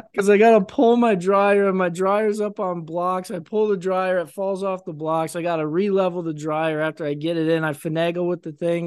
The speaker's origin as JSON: {"language": "English", "country": "United States", "said": "being an American"}